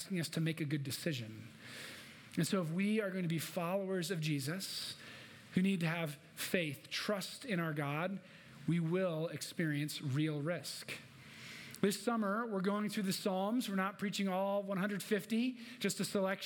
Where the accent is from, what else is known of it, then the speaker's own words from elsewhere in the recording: Minnesota, United States; moved away as an adult; also born or lived in Illinois / Midwest; now in Denver, United States; raised in Minnesota